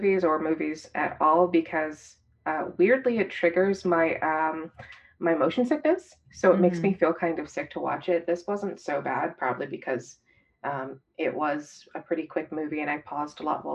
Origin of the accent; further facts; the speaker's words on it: Virginia, United States; I'm from Virginia, and it's only about an hour away from my childhood home.